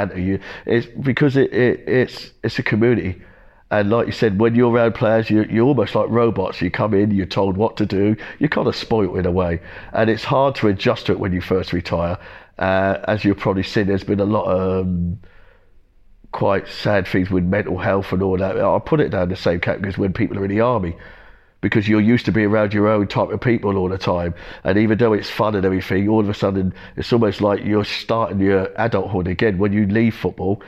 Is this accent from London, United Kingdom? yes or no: no; Ipswich, East of England, United Kingdom; I'm always going to be an Ipswich guy. I'm from Witton Estate. I still live there now.